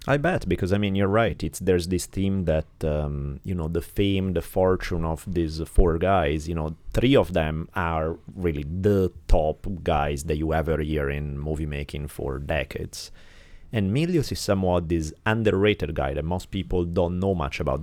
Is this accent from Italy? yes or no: yes; Italy; moved away; growing up in Italy